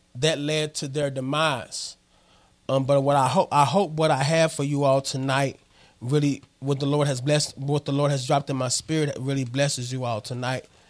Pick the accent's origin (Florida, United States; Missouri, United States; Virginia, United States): Missouri, United States; Missouri Bootheel, United States; moved away; also born or lived in Arkansas; I'm originally from Missouri. I'm a boot heel